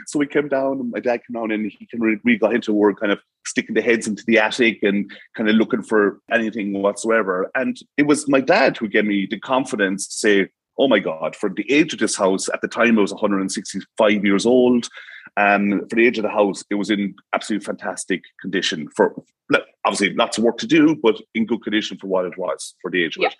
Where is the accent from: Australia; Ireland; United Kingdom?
Ireland; Tipperary; now in Cork, Ireland; I'm from Tipperary, the Midlands.